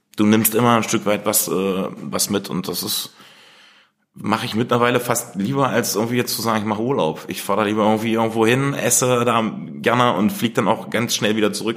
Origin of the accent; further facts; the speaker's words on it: Germany; Wir sind halt erdig. Wir kommen hier aus dem Harz